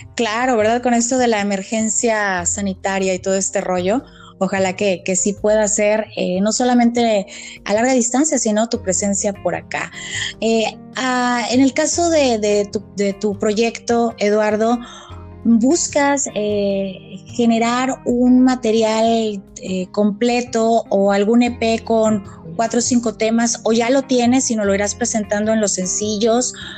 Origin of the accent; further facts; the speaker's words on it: Mexico; somos de México